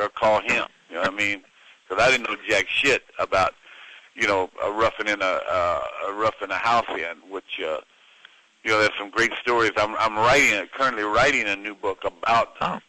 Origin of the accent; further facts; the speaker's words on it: Austin, Texas, United States; growing up in Texas